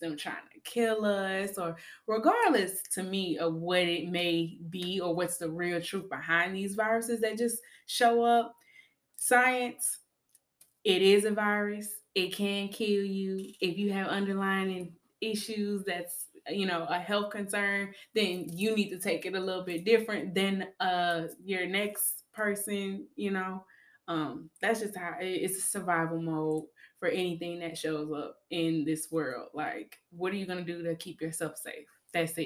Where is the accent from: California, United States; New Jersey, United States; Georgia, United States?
Georgia, United States; now in Pensacola, United States; I live here in Pensacola. I'm from Georgia